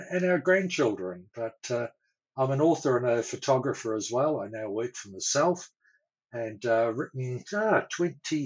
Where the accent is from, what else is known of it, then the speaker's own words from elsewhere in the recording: Auckland, New Zealand; moved away as an adult; also born or lived in Christchurch, New Zealand / Wanaka, New Zealand; now in Australia; I'm a New Zealander, born and bred, and grew up initially in Auckland in the North Island